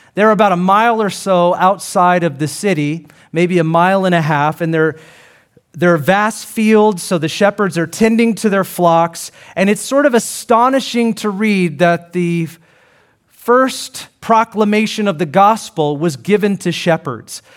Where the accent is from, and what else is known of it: Seattle, Washington, United States; born or raised there